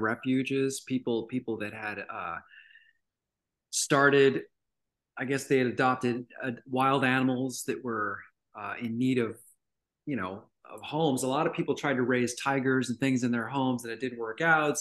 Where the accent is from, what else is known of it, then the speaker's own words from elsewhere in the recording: Redondo Beach, California, United States; now in Tennessee, United States; I was born and raised in Los Angeles, grew up in a beach town called Redondo Beach